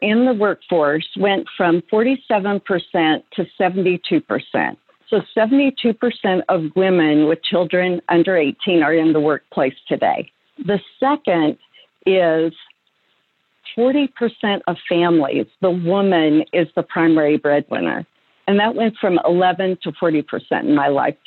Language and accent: English; Oregon, United States; I'm a farm girl from Oregon, and I was just blessed to be raised by believing parents